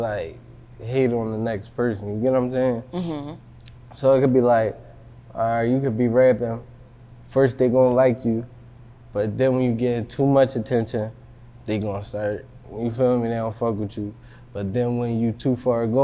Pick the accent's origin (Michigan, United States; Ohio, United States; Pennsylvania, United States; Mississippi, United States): Pennsylvania, United States; Philadelphia; I'm from West Philly, you feel me? Mm-hmm. But I grew up in Germantown.